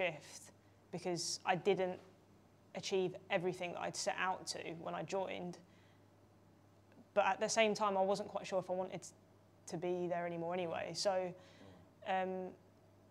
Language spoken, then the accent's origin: English; London, United Kingdom; I'm from London.